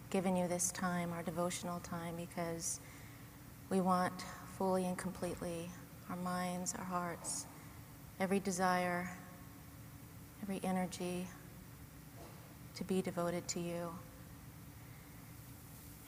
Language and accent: English; Loma Linda, California, United States; I grew up in Loma Linda going to the Loma Linda University Church